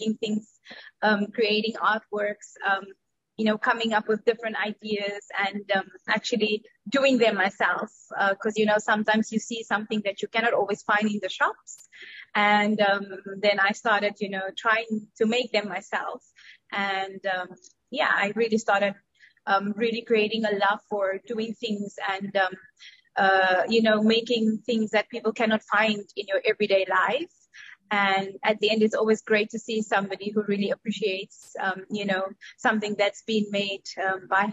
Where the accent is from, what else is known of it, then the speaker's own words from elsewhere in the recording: Cape Town, Western Cape, South Africa; moved away as an adult; now in Dubai, United Arab Emirates; I am from South Africa, or South African, living in Dubai for the past 11 years. But I already left South Africa 13 years ago